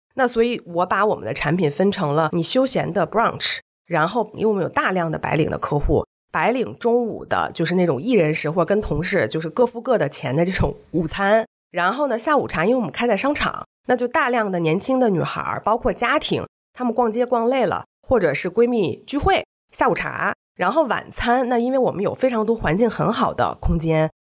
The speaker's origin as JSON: {"language": "Chinese", "region": "Beijing", "country": "China", "also_born_or_lived": "Shenzhen", "said": "我是北京人，以前被赛北京，经常北京、上海两边跑"}